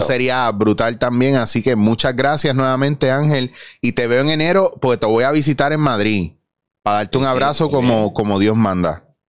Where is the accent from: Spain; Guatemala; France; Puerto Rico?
Puerto Rico; Soy puertorriqueño